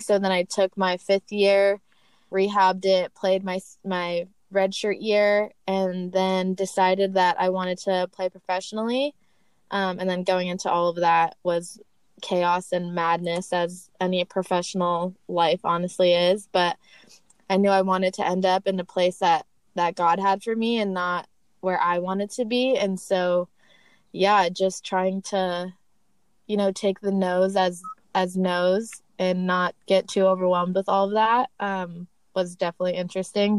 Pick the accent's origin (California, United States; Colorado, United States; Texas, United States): California, United States; Torrance; also born or lived in Portland, Oregon; I am from Torrance, California